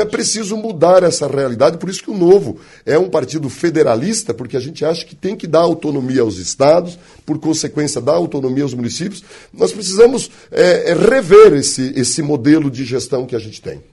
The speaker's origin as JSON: {"language": "Portuguese", "region": "West of Santa Catarina", "country": "Brazil", "tie": "born or raised there", "also_born_or_lived": "Florianópolis, Brazil", "moved": "as an adult", "lives_now": "Blumenau, Brazil", "said": "nascido e criado no Oeste, formado no Leste e trabalho no Norte"}